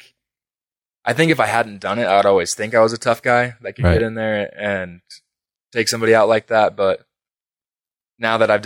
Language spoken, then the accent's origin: English; Pueblo, Colorado, United States; my hometown, so I have a bunch of friends here, people that I know